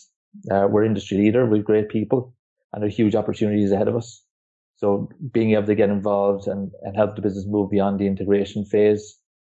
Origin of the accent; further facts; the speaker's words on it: Kerry, Munster, Ireland; I'm Irish. I grew up in Ireland. Grew up in a place called Kerry. It's a rural community in the southwest of Ireland.